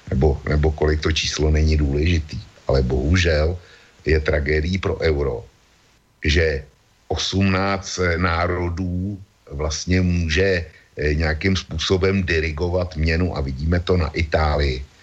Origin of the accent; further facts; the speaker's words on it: Czechia; U nás v Čechách je silná, e, silná obec těch, kteří, když slyší euro, tak e, se k tomu mají jako čert ke svěcené vodě.